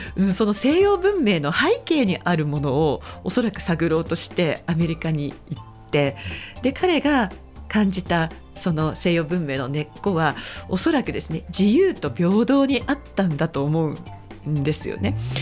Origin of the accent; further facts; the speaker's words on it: Saitama, Japan; now in Fukuoka, Japan; 私が育ったのは埼玉